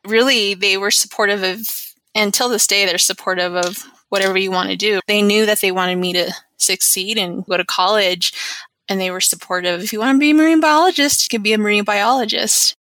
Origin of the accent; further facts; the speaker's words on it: Albuquerque, New Mexico, United States; also born or lived in Shiprock, New Mexico / Ganado, Arizona; I was born in Shiprock, New Mexico, but I moved to Albuquerque when I was about seven years old.